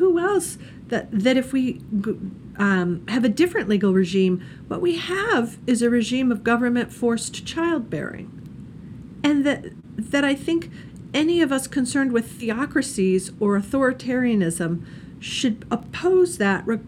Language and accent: English; Indiana, United States; I'm from Indiana